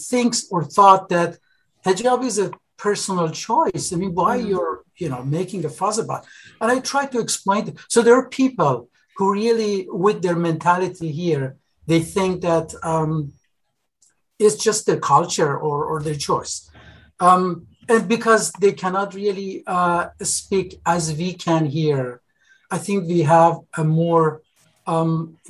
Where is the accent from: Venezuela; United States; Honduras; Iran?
Iran; moved away; a person born and raised in Iran